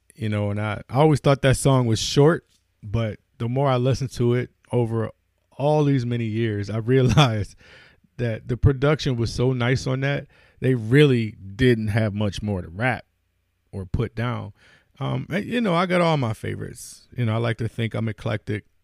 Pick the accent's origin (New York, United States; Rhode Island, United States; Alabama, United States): New York, United States; Buffalo; my hometown, I wanna shout out, you know, Buffalo holding me down.